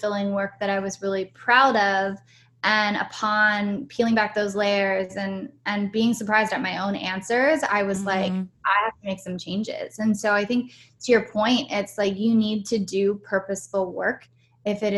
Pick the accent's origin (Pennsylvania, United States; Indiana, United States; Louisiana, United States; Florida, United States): Pennsylvania, United States; Pittsburgh; also born or lived in San Francisco / New York / Austin; now in Los Angeles, United States; I was born and raised in Pittsburgh, Pennsylvania, and then I moved to San Francisco